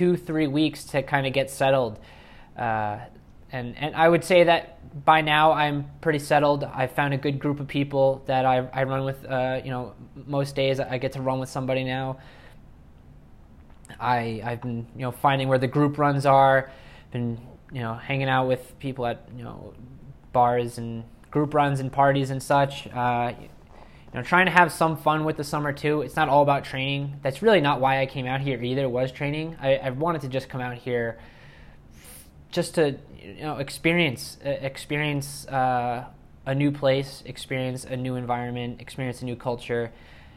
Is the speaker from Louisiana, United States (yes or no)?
no; New York, United States; I'm originally from New York